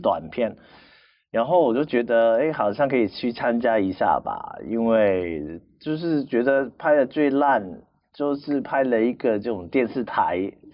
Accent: Macau; 但是在澳门，因为我在那边土生土长嘛，其实嗯。只有几年时间不在

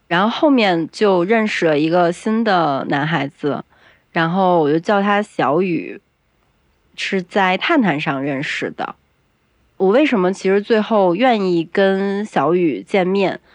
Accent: Beijing, China; 因为我是北京人嘛

